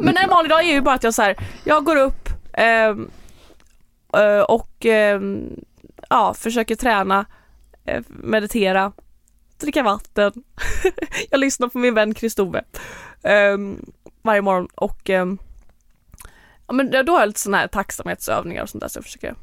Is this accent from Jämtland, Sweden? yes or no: no; Lerum, Västra Götaland, Sweden; moved away as an adult; now in Marbella, Spain; där är jag uppvuxen och hela min familj och släkt bor där.